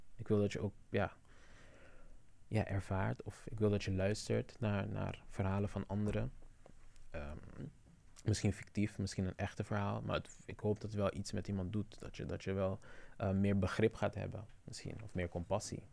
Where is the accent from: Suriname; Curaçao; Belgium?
Curaçao; now in Netherlands; mijn navelstreng is op Curaçao en blijft daar